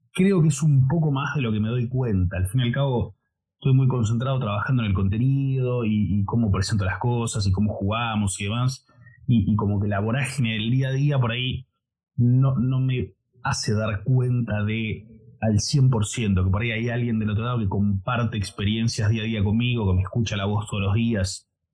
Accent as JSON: {"language": "Spanish", "region": "Buenos Aires", "country": "Argentina", "said": "soy de Argentina, de Buenos Aires"}